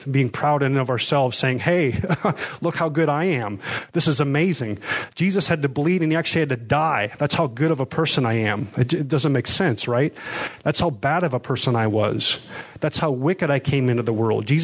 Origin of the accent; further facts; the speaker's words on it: Pella, Iowa, United States; born there; because I was born in America, because I was born in Pella, therefore I'm somebody.